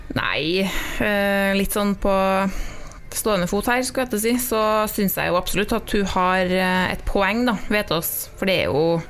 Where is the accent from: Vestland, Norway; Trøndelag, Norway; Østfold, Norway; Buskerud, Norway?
Trøndelag, Norway; Trolla; jeg kommer jo fra Trolla